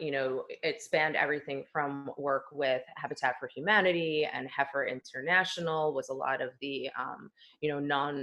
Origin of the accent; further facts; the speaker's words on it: New Jersey, United States; moved away as an adult; also born or lived in New York City / Delaware; now in Los Angeles, United States; I was born and raised in New Jersey and then relocated to New York City